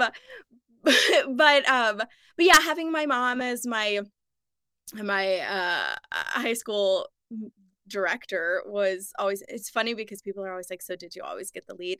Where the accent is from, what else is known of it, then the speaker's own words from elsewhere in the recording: St. Louis, Missouri, United States; now in Los Angeles, United States; growing up in Missouri